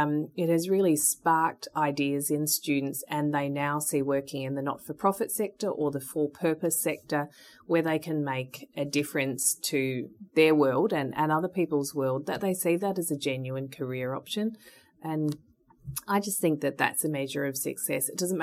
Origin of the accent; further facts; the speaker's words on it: Victoria, Australia; both my parents worked at universities, and I grew up running around Monash University over the summer holidays.